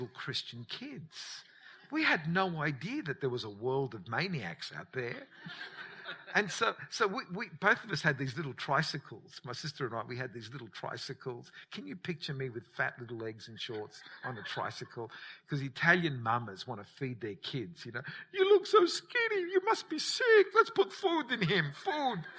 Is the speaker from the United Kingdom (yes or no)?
no; Australia; growing up in Australia